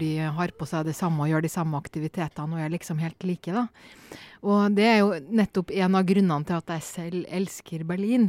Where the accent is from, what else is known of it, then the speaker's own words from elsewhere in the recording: Norway; also born or lived in Poland; hjemme i Norge